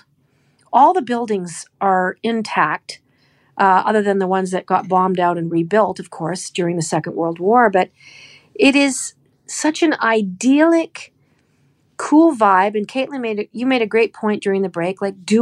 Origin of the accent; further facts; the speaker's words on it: Canada; Where are you from? I said, Canada